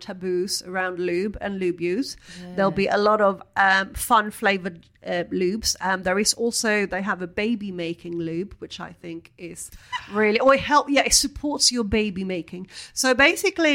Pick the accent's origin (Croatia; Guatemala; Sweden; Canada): Sweden; now in London, United Kingdom; I was brought up in Sweden